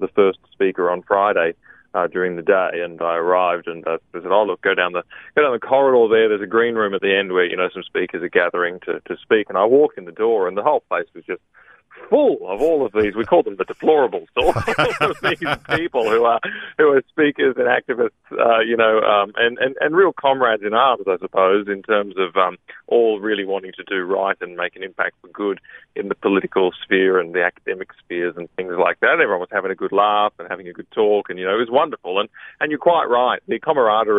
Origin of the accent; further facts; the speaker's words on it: Queensland, Australia; moved away; I am a Queenslander